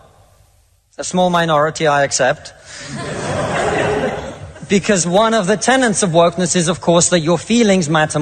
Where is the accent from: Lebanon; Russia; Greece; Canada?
Russia; now in United Kingdom; I come from Russia, which is not a poor country.